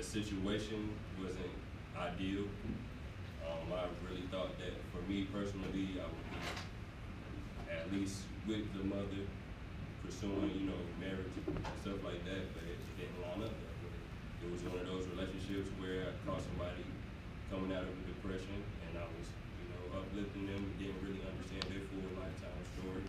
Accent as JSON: {"language": "English", "town": "Fayetteville", "region": "North Carolina", "country": "United States", "said": "I'm from Fayetteville, North Carolina"}